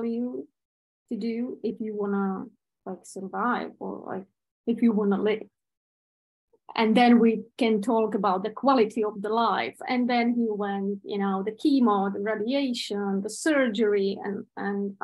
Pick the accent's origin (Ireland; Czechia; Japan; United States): Czechia; Prague; I'm from Czech Republic, from Prague